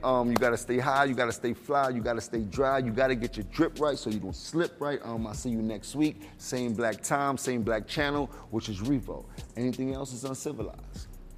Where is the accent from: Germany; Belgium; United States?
United States; New York City, New York; I am from Uptown, Harlem